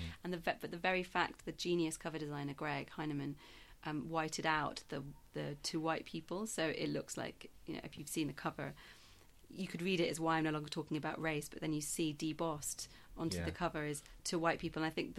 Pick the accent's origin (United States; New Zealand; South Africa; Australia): South Africa; now in Yorkshire, United Kingdom; I was brought up in South Africa in the apartheid. So I was before I moved to Yorkshire.